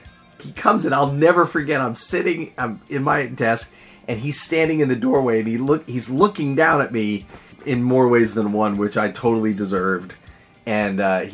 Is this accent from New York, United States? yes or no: yes; upstate New York, United States; moved away as an adult; also born or lived in Southern California; I come from New York, upstate New York, and I'm pretty conservative.